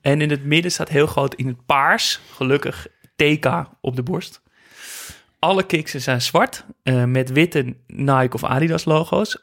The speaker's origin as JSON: {"language": "Dutch", "town": "Amsterdam", "region": "North Holland", "country": "Netherlands", "said": "ik kom uit Amsterdam en uh, uit een familie met, met, met eh, Ajax-liefhebbers"}